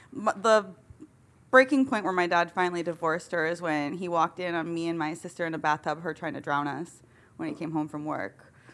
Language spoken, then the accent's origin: English; Michigan, United States; I grew up in Michigan.